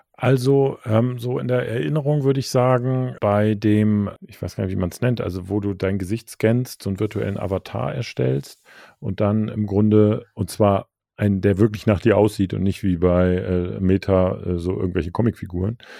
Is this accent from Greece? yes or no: no; Germany; als Deutscher